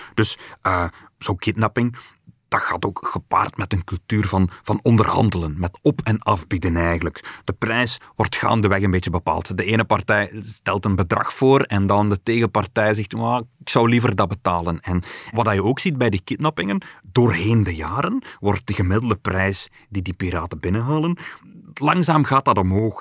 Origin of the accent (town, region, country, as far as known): Belgium